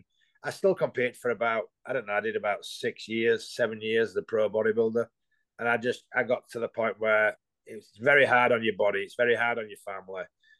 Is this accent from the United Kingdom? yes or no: yes; England, United Kingdom; because I come from England, you automatically get this image